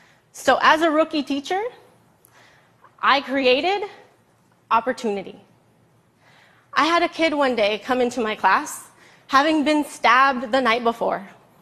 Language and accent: English; Los Angeles, California, United States; I grew up in East Los Angeles, not even realizing I was poor.